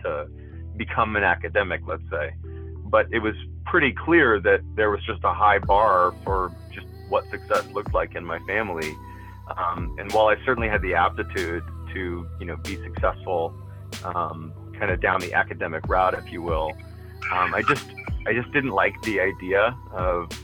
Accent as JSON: {"language": "English", "town": "Quincy", "region": "Massachusetts", "country": "United States", "tie": "born or raised there", "moved": "yes", "said": "I'm originally from Quincy, Massachusetts, which is maybe 10 minutes south of Boston proper"}